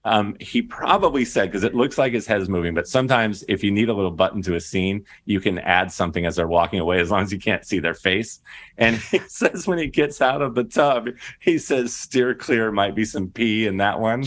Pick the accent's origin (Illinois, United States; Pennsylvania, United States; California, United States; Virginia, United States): California, United States; Inland Empire; I grew up in the Inland Empire.